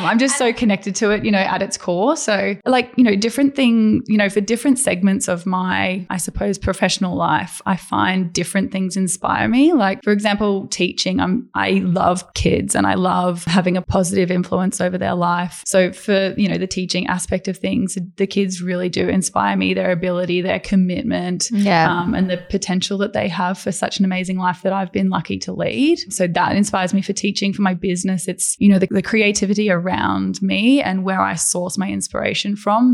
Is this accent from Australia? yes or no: yes; Brisbane, Queensland, Australia; also born or lived in Paris; I grew up in Brisbane. I was raised in Brisbane and I attended school there